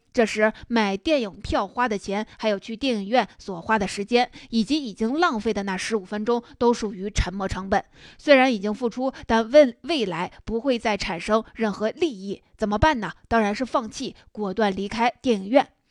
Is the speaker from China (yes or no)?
yes; China; 我们中国人